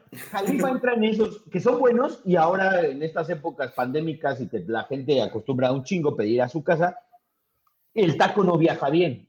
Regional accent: Mexico City, Mexico; forma parte de nuestro ADN como chilango el taco del bajón

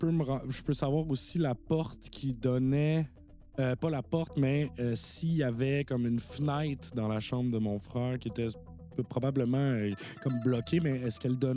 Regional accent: Longueuil, Quebec, Canada; Mais encore, moi, je viens de Longueuil.

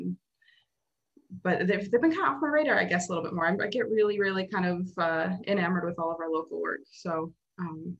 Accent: Mandan, North Dakota, United States; I grew up in a pretty small town called Mandan, North Dakota

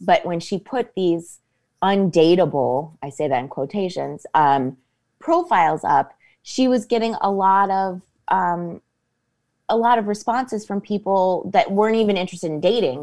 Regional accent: Copley, Ohio, United States; moved away as an adult; also born or lived in New York / Los Angeles; I went to Revere High School. I went to Saint Hilary's

